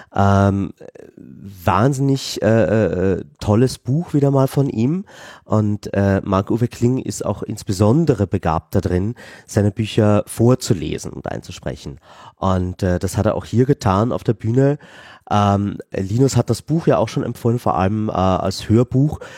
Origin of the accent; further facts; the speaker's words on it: Vienna, Austria; als Wiener